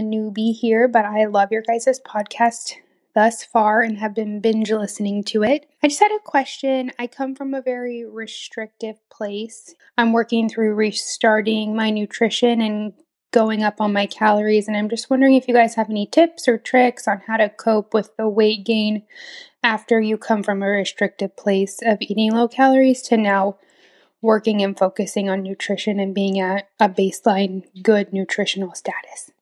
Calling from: Sacramento, California, United States; I'm calling from Sacramento

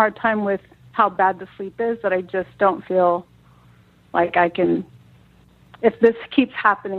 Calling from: San Francisco, California, United States; San Francisco.

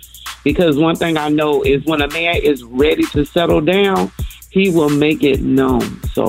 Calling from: Augusta, Georgia, United States; I'm calling from Augusta, Georgia

